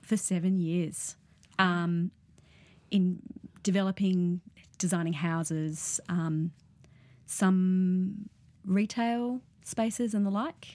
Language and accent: English; Sydney, New South Wales, Australia; I grew up in Sydney.